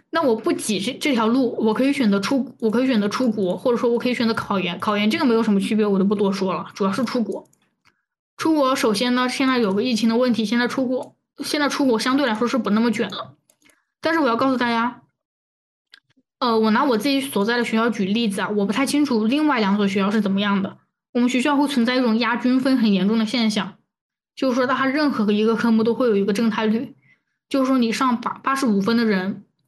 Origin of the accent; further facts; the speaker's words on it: Chongqing, China; 因为我是重庆人